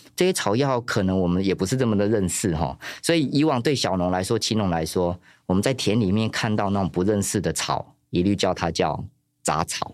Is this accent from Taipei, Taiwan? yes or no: no; Yilan, Yilan County, Taiwan; also born or lived in Chiayi; 我其实是宜兰市长大